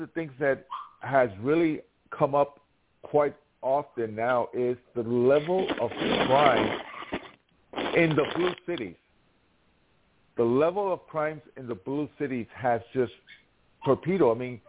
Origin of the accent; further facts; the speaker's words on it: New York City, New York, United States; I grew up in the city.